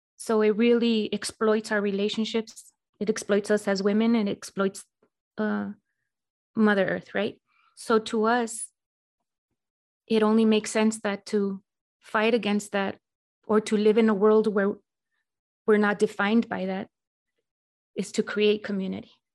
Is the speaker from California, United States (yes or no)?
yes; Los Angeles, California, United States; now in El Paso, United States; I'm originally from Los Angeles, and I live in El Paso, Texas.